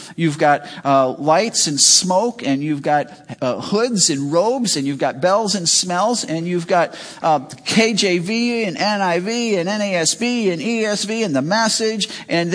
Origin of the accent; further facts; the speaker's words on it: Chicago, Illinois, United States; moved away as an adult; now in Wisconsin, United States; I grew up in Chicago, and I'd just been in Wisconsin a short time